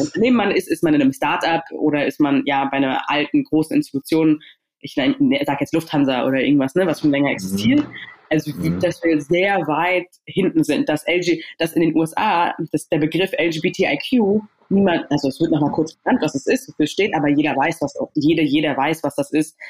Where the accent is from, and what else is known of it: Berlin, Germany; born or raised there; also born or lived in Stuttgart